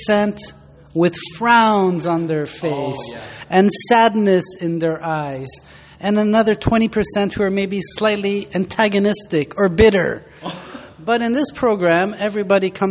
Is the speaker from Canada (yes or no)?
yes; Canada; now in Busan, South Korea; I'm from Canada